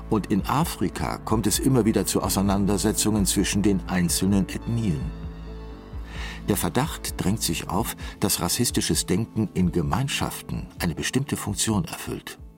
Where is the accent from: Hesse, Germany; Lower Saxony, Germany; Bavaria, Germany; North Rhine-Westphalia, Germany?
North Rhine-Westphalia, Germany; Cologne; In meiner Heimatstadt Köln gehörten und gehören schwarze Menschen, Ostasiaten oder Menschen aus Klein- und Vorderasien zum Straßenbild.